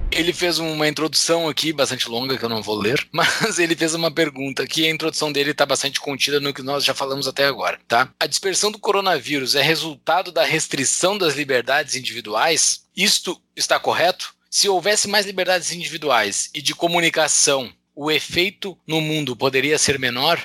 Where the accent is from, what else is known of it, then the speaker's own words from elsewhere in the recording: Brazil; eu sou eu sou brasileiro